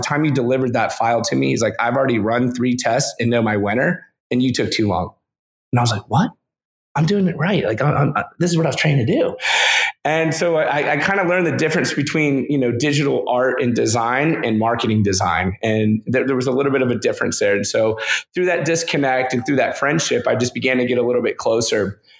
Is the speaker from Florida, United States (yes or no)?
yes; Lakeland, Florida, United States; now in Orlando, United States; I grew up in Lakeland, Florida, which is situated about an hour each way between Tampa and Orlando